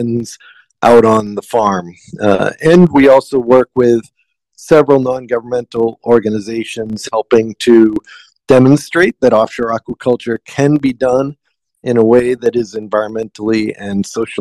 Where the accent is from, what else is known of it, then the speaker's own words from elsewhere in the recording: outside of Boston, Massachusetts, United States; moved away as an adult; now in Big Island, Hawaii, United States; So I grew up outside of Boston, Massachusetts, and learned the seafood industry from my grandfather and father.